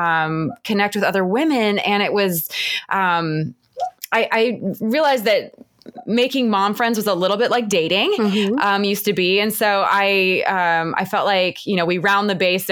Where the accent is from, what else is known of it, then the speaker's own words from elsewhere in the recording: Cleveland, Ohio, United States; moved away as an adult; now in Atlanta, United States; I grew up in Cleveland